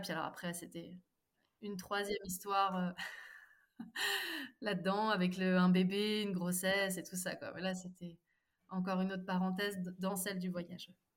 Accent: Nantes, Pays de la Loire, France; moved away as an adult; also born or lived in Mumbai; now in Drôme, France; En ce moment, je vis dans la Drôme, mais à la base, je suis originaire de Nantes

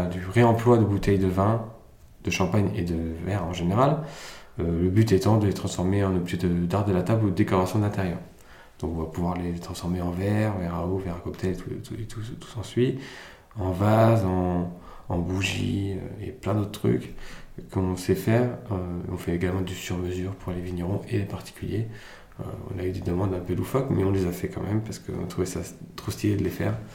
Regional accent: France; also born or lived in Germany; Je suis arrivé en France en 2003, donc je suis né en Allemagne. Je suis arrivé en France en 2003, directement en CM2.

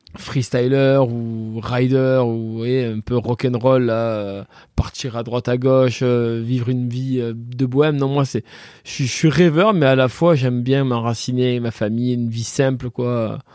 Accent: Le Rove, Provence-Alpes-Côte d'Azur, France; Je suis hein? né ici au Rove en fait. J'ai jamais trop bougé

